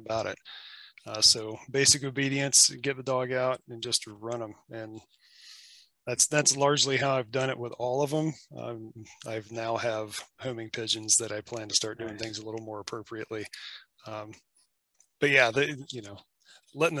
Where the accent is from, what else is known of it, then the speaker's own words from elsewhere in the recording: Appalachia, United States; now in Washington, United States; where I'm from Appalachia. And where I grew up